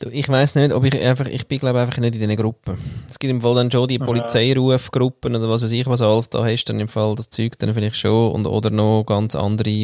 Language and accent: German; Austria; ja, ich bin Österreicher und äh, Jahrgang 1947 und so weiter.